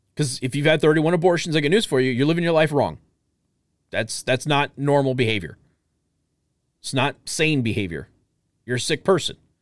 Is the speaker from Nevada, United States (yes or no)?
yes; Las Vegas, Nevada, United States; originally from Las Vegas, my hometown